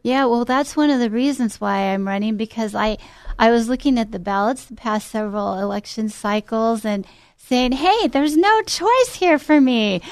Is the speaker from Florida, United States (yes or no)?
no; Glendale, California, United States; I grew up in Glendale, California